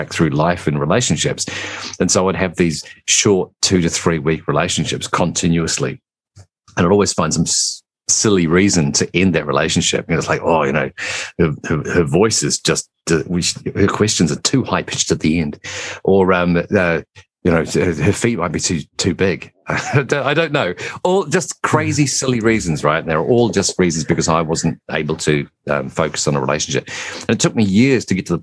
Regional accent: New Zealand; also born or lived in England; So I live in New Zealand, but originally I was born in England. We immigrated here when I was just a small child.

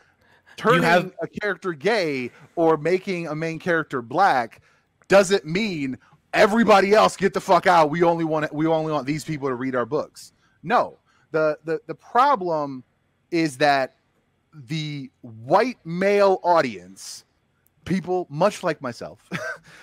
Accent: Bosnia & Herzegovina; moved away; I'm from Bosnia

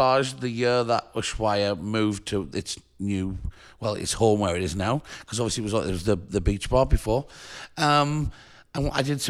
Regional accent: Sunderland, North East England, United Kingdom; So I bought a record shop in my hometown. {S0} Which is? {S1} In Sunderland, in the north of England.

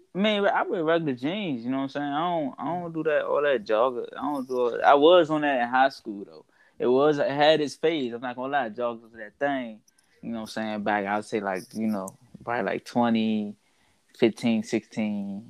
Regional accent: Washington, District of Columbia, United States; I'm from Washington D.C. Grew up there, born and raised

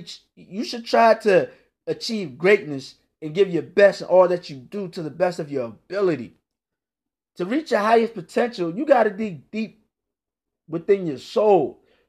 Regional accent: Virginia, United States; now in North Carolina, United States; But I grew up in the Washington, D.C. area, Northern Virginia to be exact. Right now, I live in North Carolina.

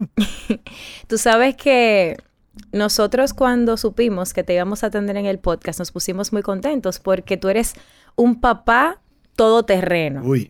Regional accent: Dominican Republic

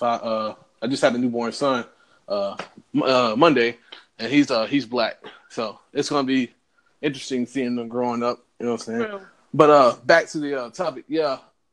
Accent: North Carolina, United States; now in Columbus, Georgia, United States; And I moved back down to the South, you know what I'm saying? Right. Georgia. I'm originally from North Carolina, but I stayed down in Columbus.

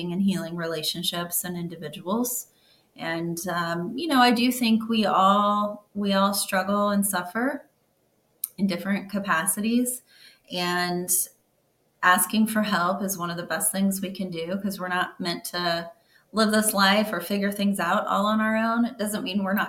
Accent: Missouri, United States; moved away as an adult; now in St. Petersburg, United States; I grew up in Missouri, and I moved down to Florida

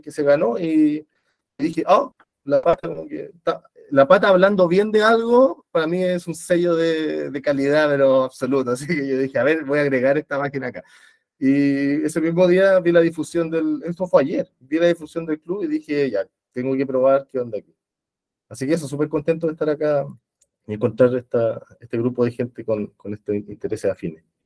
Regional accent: Santiago, Santiago Metropolitan Region, Chile; soy de Santiago

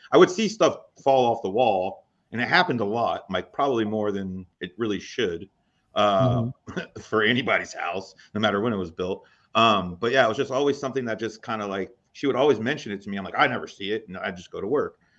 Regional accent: East Coast, United States; growing up on the East Coast

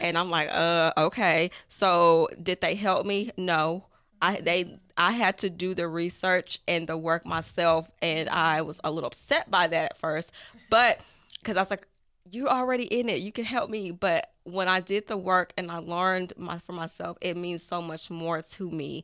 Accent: Tyler, Texas, United States; I am from Tyler, Texas

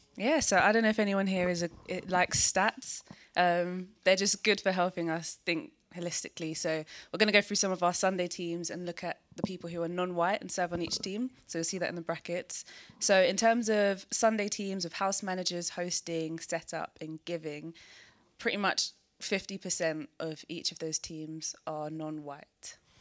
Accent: London, United Kingdom; also born or lived in Peckham / Nigeria (family); I was born in Peckham, and then I moved to South East London to Greenwich

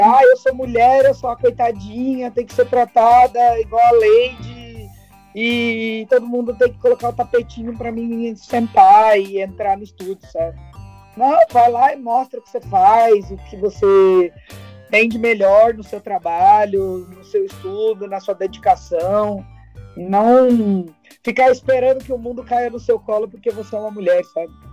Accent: São Paulo, Brazil; a gente veio da ZL, né? Zona Lost

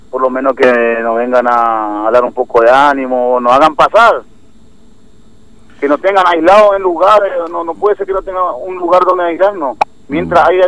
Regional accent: Clorinda, Formosa, Argentina; soy de Clorinda, tengo mi familia, tengo tres hijos.

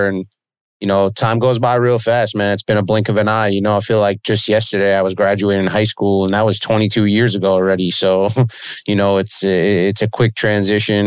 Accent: Long Beach, New York, United States; I've been here all my life, man. I grew up by the beach down here in Long Beach

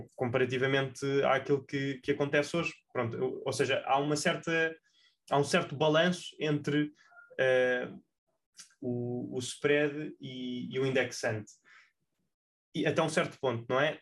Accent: Portugal; enquanto portugueses

